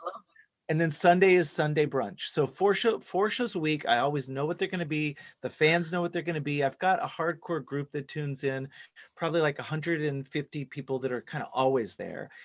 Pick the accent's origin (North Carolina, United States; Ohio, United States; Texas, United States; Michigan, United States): Texas, United States; Dallas; I grew up in Texas, in Dallas specifically